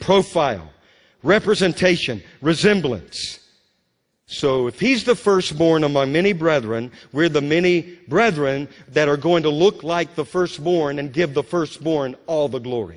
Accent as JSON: {"language": "English", "region": "Louisiana", "country": "United States", "tie": "born or raised there", "said": "When I was a young boy growing up in Louisiana"}